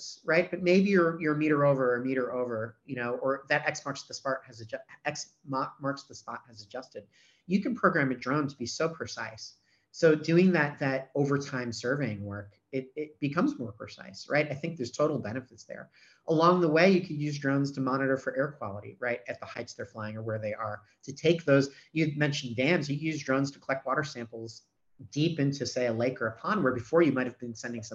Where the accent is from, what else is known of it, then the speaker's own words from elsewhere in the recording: New York City, New York, United States; now in Australia; I was born in New York City